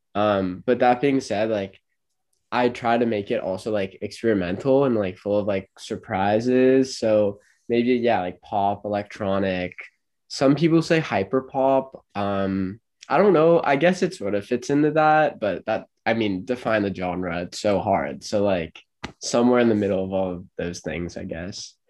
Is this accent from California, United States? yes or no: yes; Los Angeles, California, United States; moved away as an adult; now in St. Louis, United States; I'm 20 and I'm from